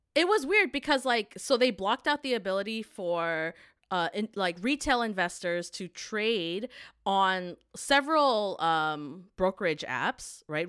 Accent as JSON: {"language": "English", "country": "Canada", "tie": "born or raised there", "said": "growing up in Canada"}